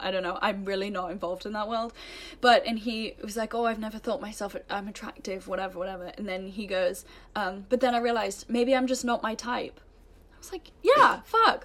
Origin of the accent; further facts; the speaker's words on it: England, United Kingdom; moved away as an adult; also born or lived in United States; growing up in England